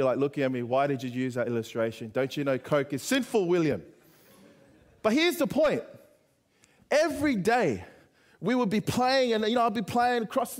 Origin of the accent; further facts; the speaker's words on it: Sydney, New South Wales, Australia; Kingsgrove High down in the southwest in Sydney